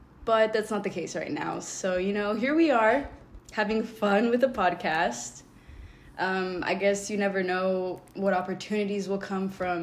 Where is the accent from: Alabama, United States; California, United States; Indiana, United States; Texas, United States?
California, United States; Los Angeles County; we are from California. We are Los Angeles County